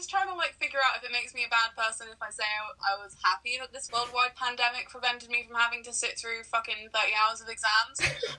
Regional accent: North West England, United Kingdom; I'm from Lancashire, though. I don't know where that is. It's definitely not in the West Country, though.

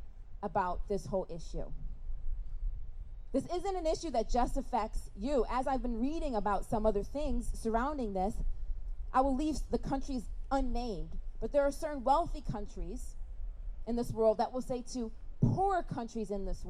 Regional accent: Rochester, New York, United States; I'm from Rochester, New York

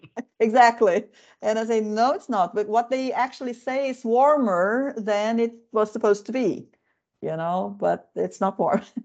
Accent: Midwest of Brazil, Central-West, Brazil; now in Finland; I come from the uh, Midwest of the country

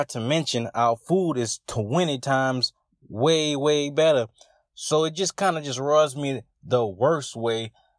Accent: Lafayette, Louisiana, United States; I am from Southwest Louisiana. I am from Lafayette, Louisiana, the hub city, the flats. I am not from New Orleans. We got our own culture. We got our own slang.

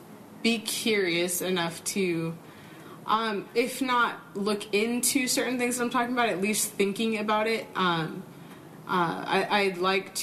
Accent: Southern California, United States; I grew up in Southern California. Where abortion is very accepted to the point where it's just not a conversation.

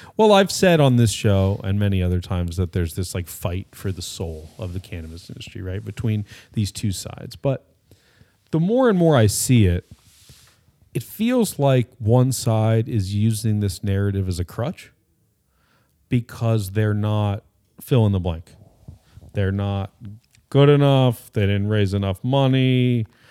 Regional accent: California, United States; I'm Californian

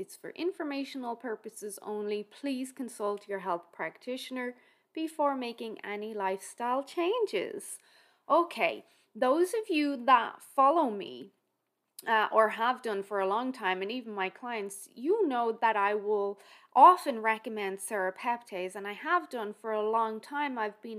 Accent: Ireland; Remember, I'm Irish, so how you feel a heat wave is quite different to how I feel a heat wave.

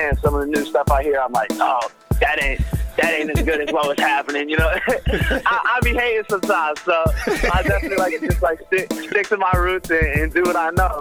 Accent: Brookline, Massachusetts, United States; I'm from Brookline, Mass. Pretty quiet neighborhood.

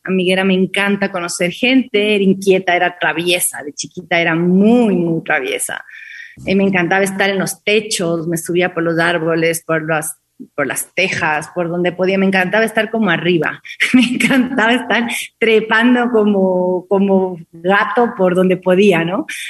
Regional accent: Quito, Pichincha, Ecuador; yo nací en Quito

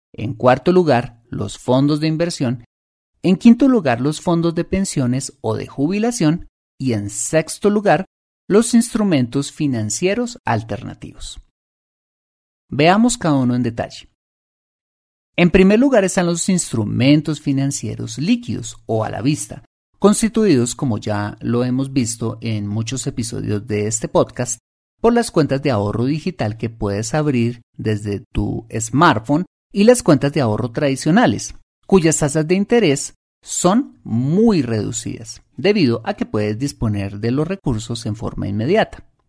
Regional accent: Colombia

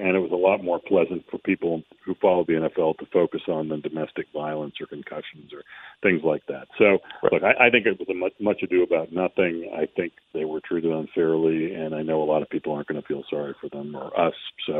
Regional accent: New England, United States; I grew up in New England

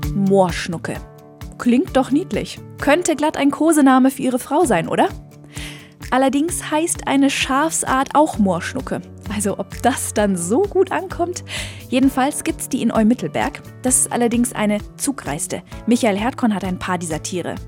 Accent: Allgäu, Germany; Es ist so beschaulich bei uns im Allgäu.

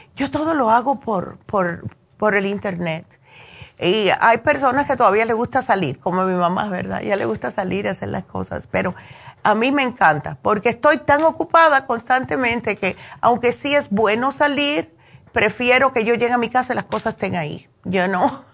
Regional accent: New Jersey, United States; moved away; yo me crié prácticamente en New Jersey

